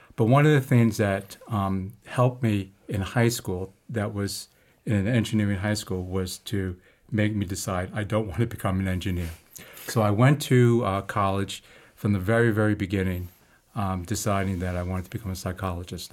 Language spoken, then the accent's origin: English; New York City, New York, United States; also born or lived in Harlem, New York; I was born in Harlem, um, and my family at that time uh, moved to Queens when I was just before preschool, um, and then grew up in Queens